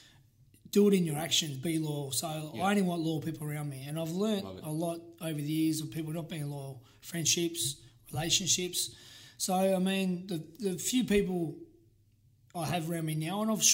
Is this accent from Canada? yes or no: no; Tasmania, Australia; I'm from Tasmania and it's cold.